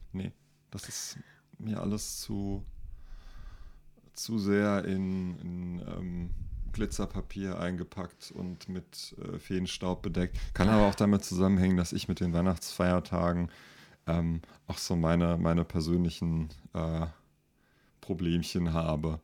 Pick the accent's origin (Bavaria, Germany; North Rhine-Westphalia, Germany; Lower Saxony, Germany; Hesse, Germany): Hesse, Germany; Rüsselsheim; now in Mainz, Germany; ich bin ja in Rüsselsheim zur Schule gegangen